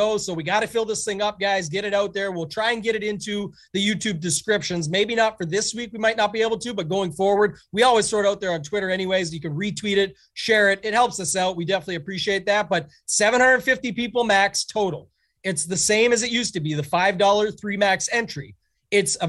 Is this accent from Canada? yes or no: yes; Canada; being Canadian